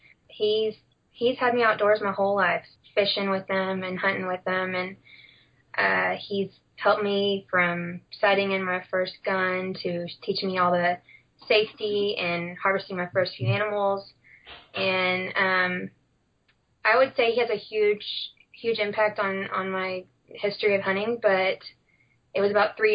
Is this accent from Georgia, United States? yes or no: no; Central Texas, United States; I'm from Central Texas